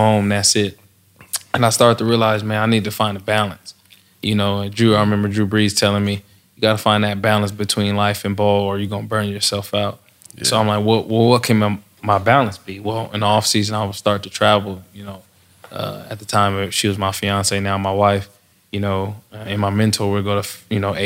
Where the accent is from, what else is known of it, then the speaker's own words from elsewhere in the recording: Stockton, California, United States; Grew up in Stockton, California